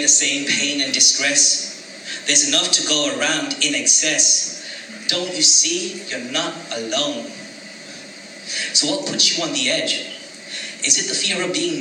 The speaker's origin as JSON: {"language": "English", "country": "United Kingdom", "tie": "born or raised there", "said": "From Indian descent, dark-skinned, I believe. I'm British-born, still seen as an immigrant"}